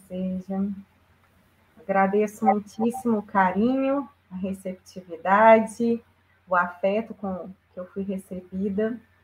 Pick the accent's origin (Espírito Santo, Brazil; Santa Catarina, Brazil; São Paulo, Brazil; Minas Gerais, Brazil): Minas Gerais, Brazil; Juiz de Fora; em Juiz de Fora, minha terra natal